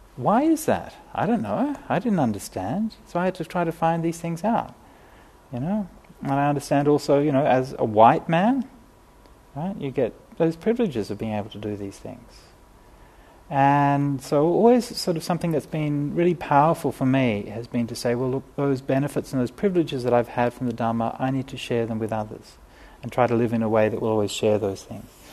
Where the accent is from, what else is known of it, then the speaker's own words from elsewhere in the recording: Australia; I'm a city kid, right? I mean, you know, I, I grew up in Australia, but, you know, in the city